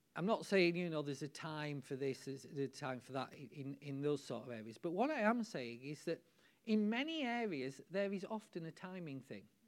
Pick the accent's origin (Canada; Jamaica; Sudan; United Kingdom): United Kingdom; we're British